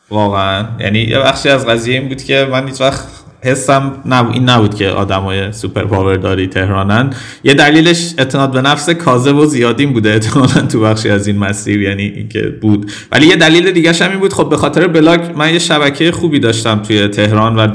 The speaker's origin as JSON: {"language": "Persian", "town": "Tehran", "region": "Tehran Province", "country": "Iran", "tie": "born there", "said": "ولی به هر حال من اینو نفی نمی کنم که تو تهران به دنیا آمدم"}